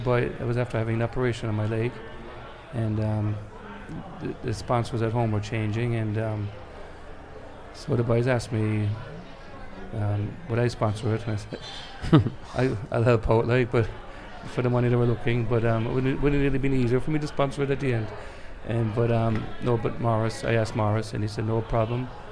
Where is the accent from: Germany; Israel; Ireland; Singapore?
Ireland; also born or lived in Sunnyside, Queens, New York, United States; When we moved home from America in 1975